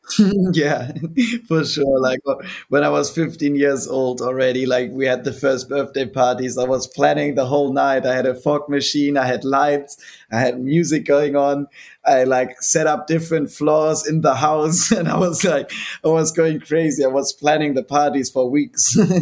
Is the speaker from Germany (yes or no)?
yes; Germany; also born or lived in Hamburg, Germany; born in Hamburg, which is like of course a big city, like 1.8 million people or something like that. Mm-hmm. And then we moved out there when I was 10 years old, and that's where I grew up.